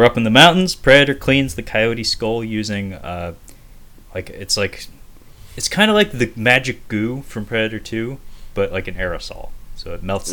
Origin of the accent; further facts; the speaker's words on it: Seattle, Washington, United States; I'm from Seattle